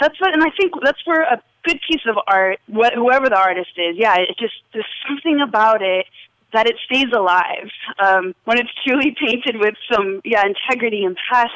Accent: Las Vegas, Nevada, United States; And in Las Vegas, I kind of did start to discover that I loved art from early on

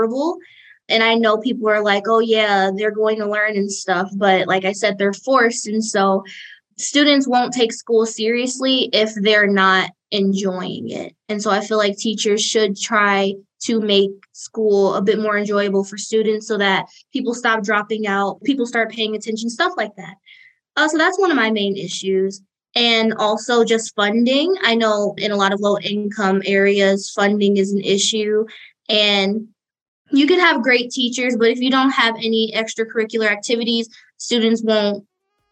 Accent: Detroit, Michigan, United States; moved away as an adult; now in Ypsilanti, United States; I am from Detroit, and I'm here representing PPM Detroit, and I'm currently in Ypsilanti studying at Eastern Michigan University

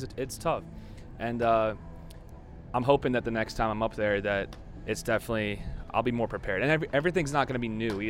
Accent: Florida, United States; I'm from Florida and working out down in Florida

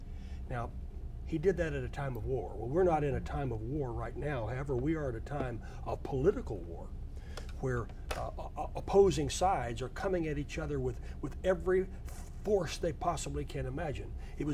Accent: United States; we, as American citizens

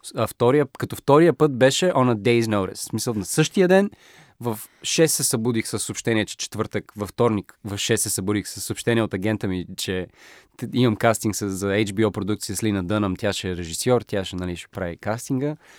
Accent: Bulgaria; съм българин или източноевропеец

